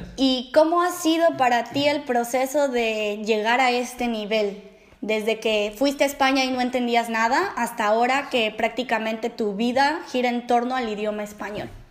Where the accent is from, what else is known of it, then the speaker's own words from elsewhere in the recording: Mexico; moved away as an adult; now in Netherlands; una mexicana viviendo en Holanda